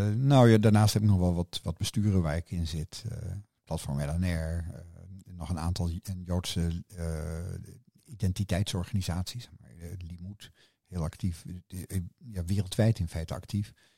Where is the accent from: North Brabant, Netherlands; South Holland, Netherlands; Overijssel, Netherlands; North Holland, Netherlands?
South Holland, Netherlands; The Hague; moved away as an adult; now in Rotterdam, Netherlands; Ik ben geboren in Den Haag in 1952 op de Dennenweg